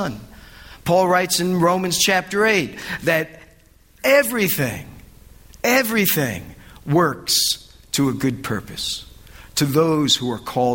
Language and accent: English; United States; being an American in Europe